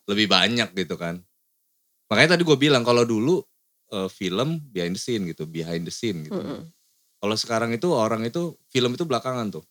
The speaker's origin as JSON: {"language": "Indonesian", "region": "Lampung", "country": "Indonesia", "said": "kota gue"}